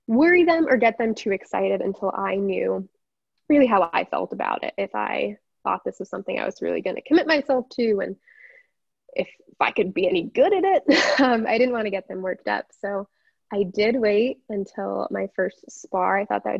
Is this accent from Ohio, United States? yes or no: no; South Bend, Indiana, United States; I'm from South Bend, Indiana. Proud of it.